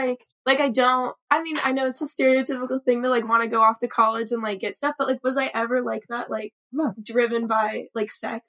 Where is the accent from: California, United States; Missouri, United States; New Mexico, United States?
California, United States; Santa Clarita; We're both from LA.